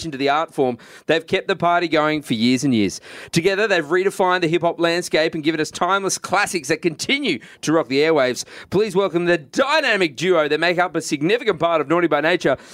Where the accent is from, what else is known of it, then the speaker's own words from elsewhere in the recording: Australia; but even as an Australian